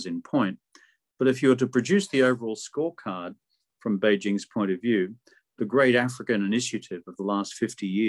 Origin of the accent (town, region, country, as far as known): Australia